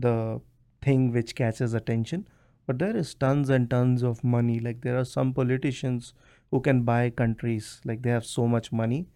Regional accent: India; also born or lived in United States; now in Canada; I'm from India

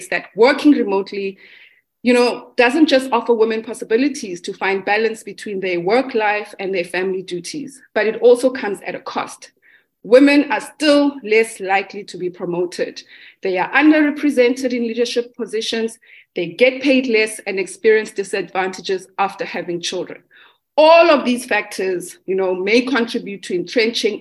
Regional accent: South Africa; I am a South African Black femme.

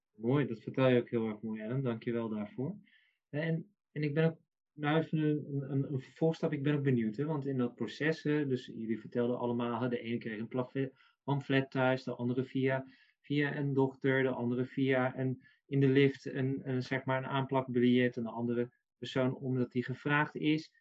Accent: North Brabant, Netherlands; ik ben Brabander

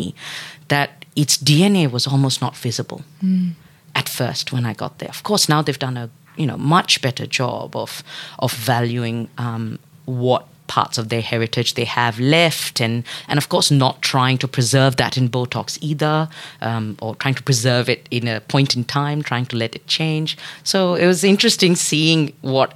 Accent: Dubai, United Arab Emirates; also born or lived in Singapore / Odisha, India (family origin); now in Melbourne, Australia; I was born and raised in Dubai, and then grew up in other different parts of the United Arab Emirates

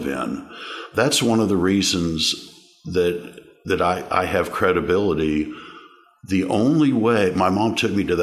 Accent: Overland Park, Kansas, United States; I grew up in Overland Park, Kansas, on the eastern edge of Overland Park, Kansas.

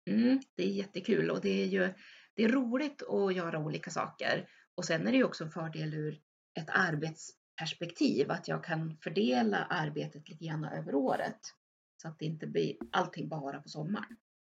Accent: Örnsköldsvik, Västernorrland County, Sweden; jag är född och uppvuxen i Överhörne strax utanför Övik

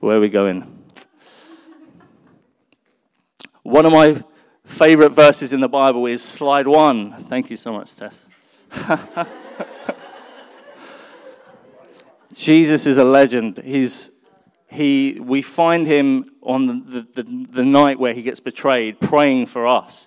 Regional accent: London, United Kingdom; I was born in North London

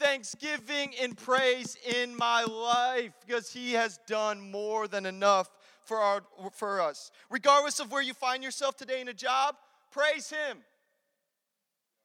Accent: Chicago, Illinois, United States; I'm from Chicago

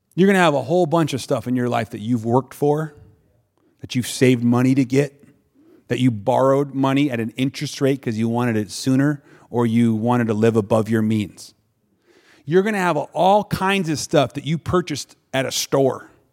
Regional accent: Wisconsin, United States; I'm from Wisconsin

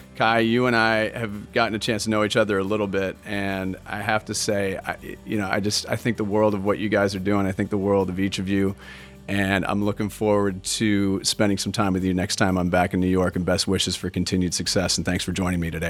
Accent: Scotland, United Kingdom; We're Scottish

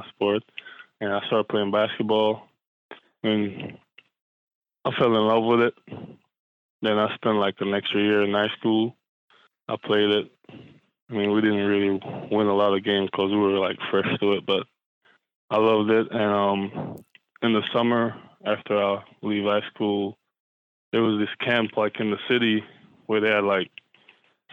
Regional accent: Saint Thomas, Jamaica; moved away; growing up in St. Thomas, Jamaica

